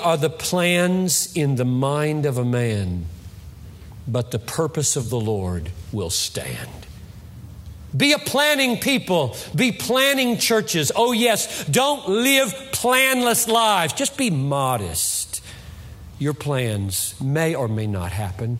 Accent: United States

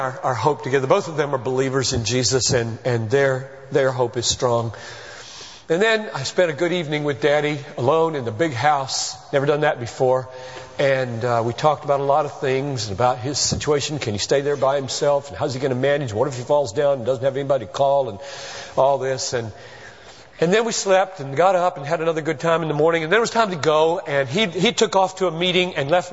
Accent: Greenville, South Carolina, United States; moved away; I grew up in Greenville

